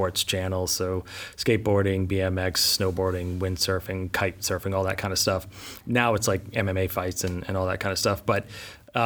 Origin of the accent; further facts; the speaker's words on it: New England, United States; moved away as an adult; also born or lived in Boston; now in Los Angeles, United States; I grew up in New England, went to school in Boston at Emerson College